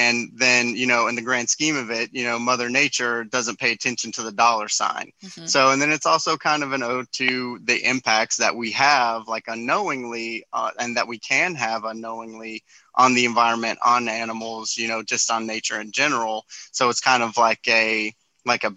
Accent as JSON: {"language": "English", "town": "Winchester", "region": "Kentucky", "country": "United States", "said": "I'm from Winchester, Kentucky, which is right next to Lexington"}